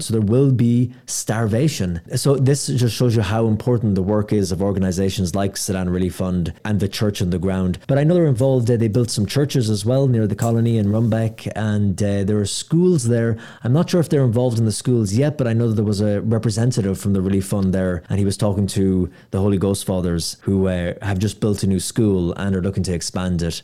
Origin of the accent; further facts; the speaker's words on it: Ireland; I'm from Ireland